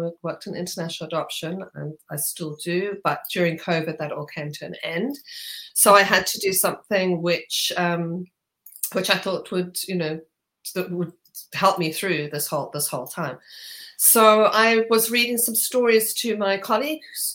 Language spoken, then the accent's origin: English; Zimbabwe; moved away as an adult; now in United Kingdom; from Zimbabwe